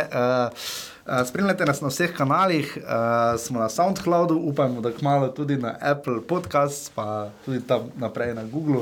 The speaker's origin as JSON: {"language": "Slovenian", "region": "Styria", "country": "Slovenia", "accent": "Styrian", "said": "imam štajerski naglas"}